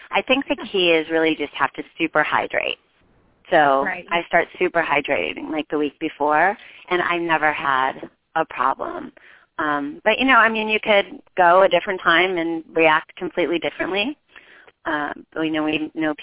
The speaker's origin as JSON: {"language": "English", "town": "Endwell", "region": "New York", "country": "United States", "tie": "born or raised there", "said": "I grew up in Endwell, New York"}